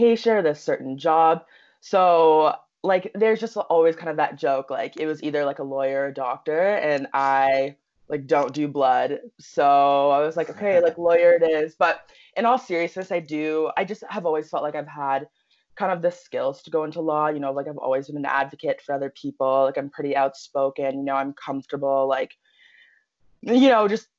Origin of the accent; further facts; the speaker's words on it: Peterborough, Ontario, Canada; moved away as an adult; also born or lived in North Carolina; now in Halifax, Canada; when I was about 4 years old, we moved to Peterborough, Ontario. We've kind of just settled there ever since